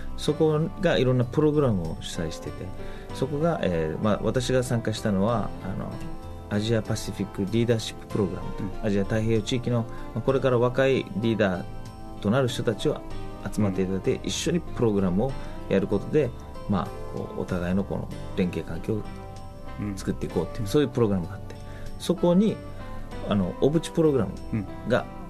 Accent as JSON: {"language": "Japanese", "town": "Urasoe", "region": "Okinawa", "country": "Japan", "tie": "born or raised there", "also_born_or_lived": "Tokyo / California / Hawaii", "moved": "as an adult", "said": "浦添という町で生まれ育って大好きな浦添の町"}